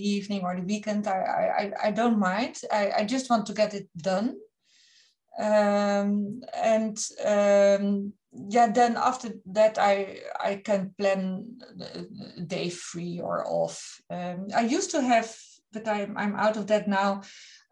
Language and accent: English; Netherlands; I'm from the Netherlands